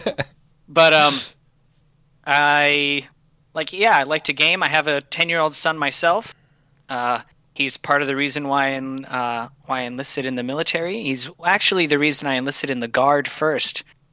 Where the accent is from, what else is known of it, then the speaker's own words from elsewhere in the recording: Puerto Rico; moved away as an adult; also born or lived in Michigan / Alabama; I was born in Michigan. Mom's from Puerto Rico. Most of my family's from Puerto Rico. And then my mom took me back to Puerto Rico with my sister, and I was raised there